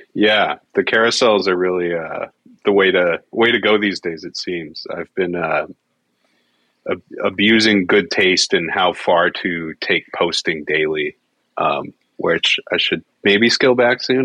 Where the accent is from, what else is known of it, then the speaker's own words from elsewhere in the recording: Alberta, Canada; I was from Alberta. I'm from Alberta